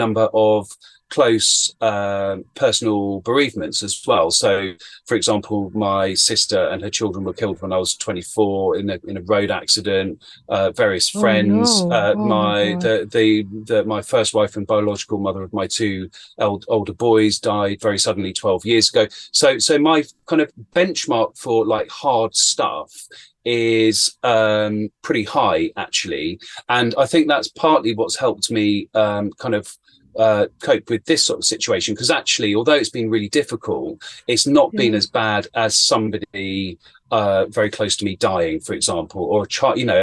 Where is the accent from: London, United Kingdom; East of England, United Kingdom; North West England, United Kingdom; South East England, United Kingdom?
South East England, United Kingdom; Chiltern Hills, Buckinghamshire; I grew up in the Chiltern Hills in Buckinghamshire in Great Britain